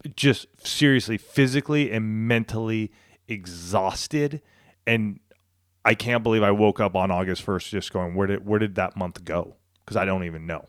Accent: Southern California, United States; moved away as an adult; also born or lived in Colorado; this small town I grew up in here in Southern California

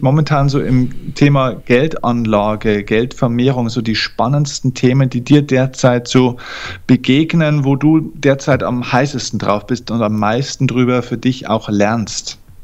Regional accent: Germany; bei uns in Deutschland

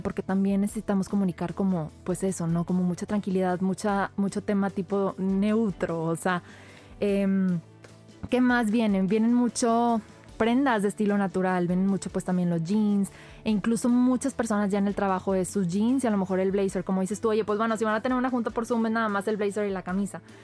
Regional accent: Monterrey, Nuevo León, Mexico; somos regios y, ah, las palabras aquí nos fluyen hasta por los codos

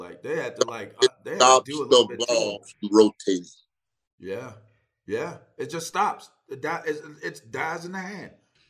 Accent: Pittsburgh, Pennsylvania, United States; I'm from Pittsburgh.

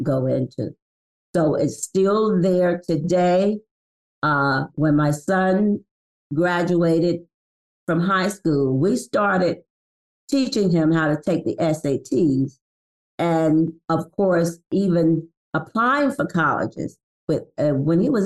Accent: Jacksonville, Florida, United States; moved away; also born or lived in Baltimore; I'm a product from Jacksonville, Florida

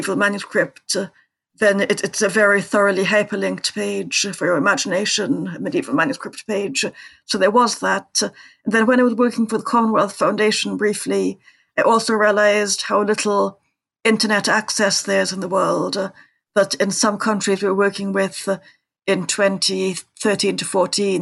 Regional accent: Trinidad & Tobago; I grew up in Trinidad

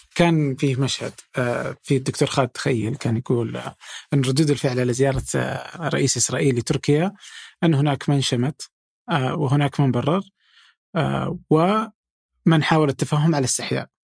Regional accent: Saudi Arabia; انا الان سعودي وفي السعوديه

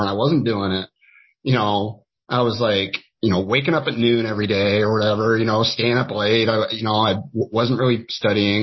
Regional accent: Skagit Valley, Washington, United States; I, have always uh, in here in the state of Washington

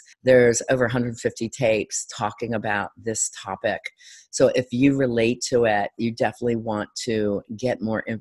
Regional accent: Delray Beach, Florida, United States; my hometown at Delray Beach area, Florida.

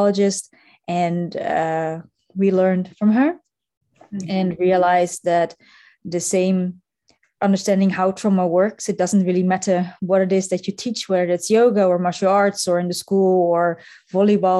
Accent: Netherlands; now in Munich, Germany; I come originally from the Netherlands, but I live and work now in Germany with my husband.

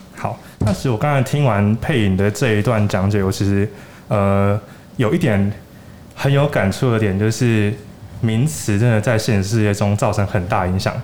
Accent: Taiwan; 我们台湾人

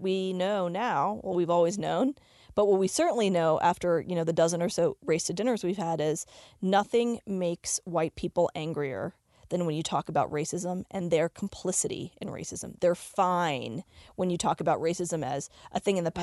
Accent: Richmond, Virginia, United States; now in Denver, United States; growing up in Richmond, Virginia, in the 70s and 80s, I grew up with a tiny Indian community

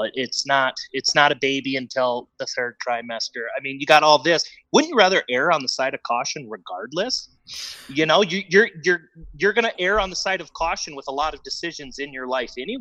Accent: Wisconsin, United States; I grew up in Wisconsin.

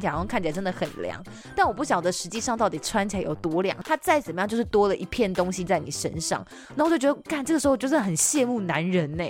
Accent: southern Taiwan, Taiwan; 我们是南部人

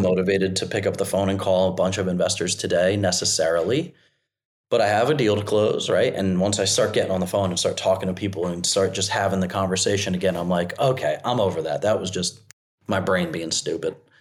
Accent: New Jersey, United States; now in South Carolina, United States; I'm from Jersey. I landed in South Carolina

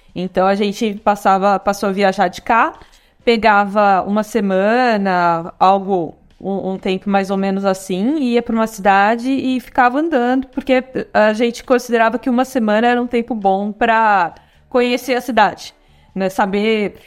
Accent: São Paulo, Brazil; moved away as an adult; now in Florianópolis, Brazil; Nasci em São Paulo, fui criada lá cresci lá

